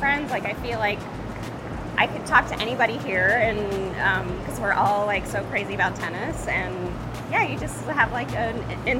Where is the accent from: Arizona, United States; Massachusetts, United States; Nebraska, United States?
Arizona, United States; I am from Arizona. I live in Scottsdale right now.